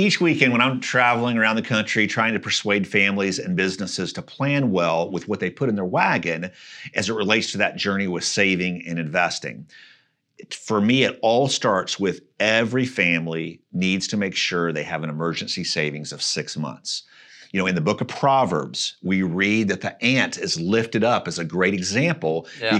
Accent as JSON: {"language": "English", "region": "Missouri", "country": "United States", "tie": "born or raised there", "said": "So I grew up just outside of Kansas City, close to where the Oregon Trail got started."}